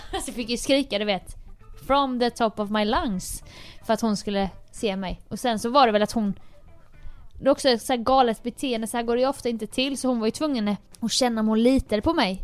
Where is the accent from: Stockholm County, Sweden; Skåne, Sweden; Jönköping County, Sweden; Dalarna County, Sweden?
Jönköping County, Sweden; Jönköping; moved away; hemma i Jönköping